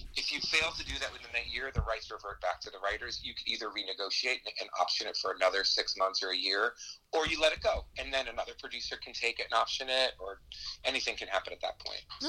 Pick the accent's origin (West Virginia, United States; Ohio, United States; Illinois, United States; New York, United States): New York, United States; I'm actually originally from New York